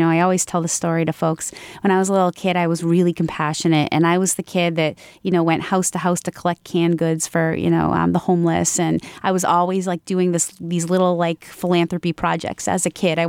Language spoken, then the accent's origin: English; Franklin, United States; I started here in Franklin, in my hometown.